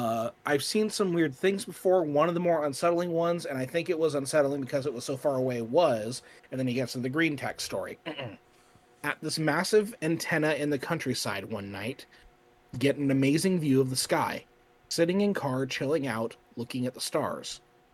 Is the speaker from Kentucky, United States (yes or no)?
yes; Kentucky, United States; which I could also do camping in my home state of Kentucky.